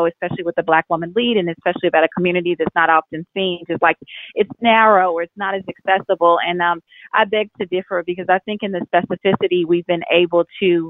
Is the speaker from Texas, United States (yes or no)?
yes; Fort Worth, Texas, United States; I grew up in Texas